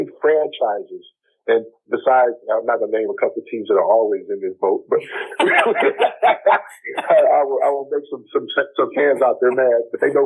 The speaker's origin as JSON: {"language": "English", "town": "Detroit", "region": "Michigan", "country": "United States", "tie": "born or raised there", "said": "growing up in Detroit"}